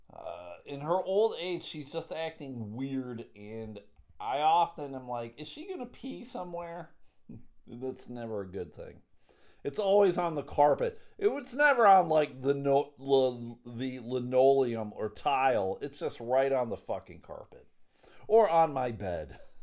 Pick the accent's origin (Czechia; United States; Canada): United States; I'm an American